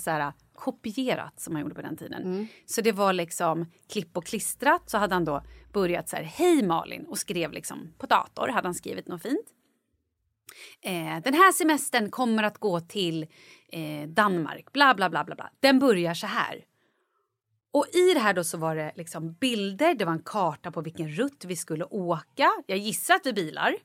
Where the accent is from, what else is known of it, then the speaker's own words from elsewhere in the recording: Vallentuna, Stockholm County, Sweden; jag kommer ihåg när jag var liten och bara sprang typ nere i Vallentuna där jag är ifrån.